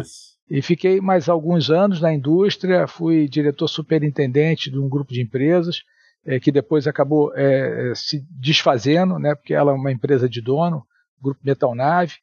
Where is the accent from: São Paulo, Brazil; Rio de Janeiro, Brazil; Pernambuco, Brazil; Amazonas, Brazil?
Rio de Janeiro, Brazil; also born or lived in Espírito Santo; Sou é, capixaba, é, mas morei a maior parte da minha vida no Rio